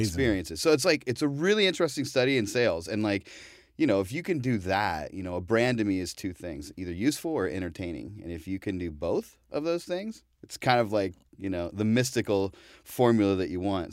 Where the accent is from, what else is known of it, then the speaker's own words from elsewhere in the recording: Ohio, United States; now in New York, United States; coming from the Midwest, you know, I'm from Ohio